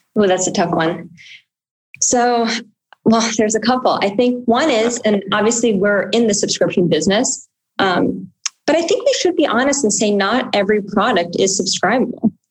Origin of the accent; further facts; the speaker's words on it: New York City, New York, United States; I grew up on the Upper West Side of Manhattan